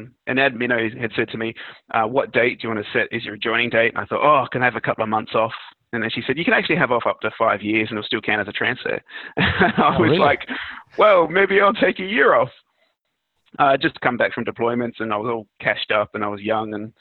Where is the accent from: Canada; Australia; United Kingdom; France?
Australia; country South Australia; also born or lived in Sweden; now in Adelaide, Australia; I grew up in South Australia, in country South Australia